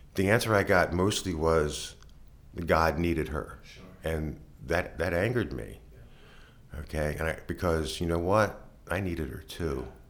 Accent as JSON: {"language": "English", "town": "Baltimore", "region": "Maryland", "country": "United States", "tie": "born or raised there", "said": "I was born and raised in Baltimore City"}